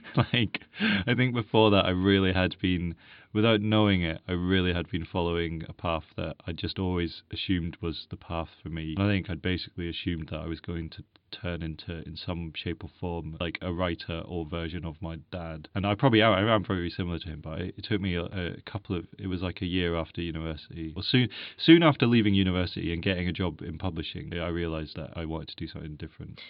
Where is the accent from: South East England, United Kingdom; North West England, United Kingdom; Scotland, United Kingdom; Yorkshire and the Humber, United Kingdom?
Scotland, United Kingdom; Edinburgh; I'm from Edinburgh